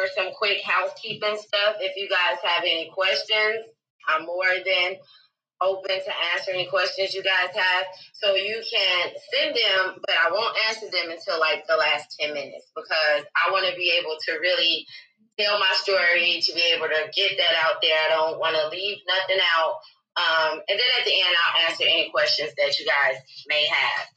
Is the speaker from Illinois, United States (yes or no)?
yes; Chicago, Illinois, United States; I was born in Chicago, Illinois. And I grew up in the Wild Hunnids.